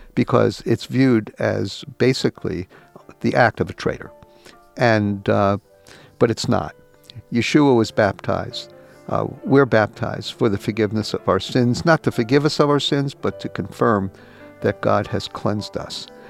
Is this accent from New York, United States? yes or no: yes; New York, United States; I was born and raised in New York and lived here the last 30 plus years